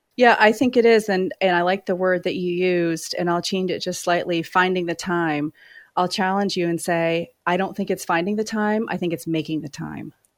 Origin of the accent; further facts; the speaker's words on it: Maine, United States; moved away as an adult; also born or lived in Los Angeles; now in New York City, United States; I grew up in Maine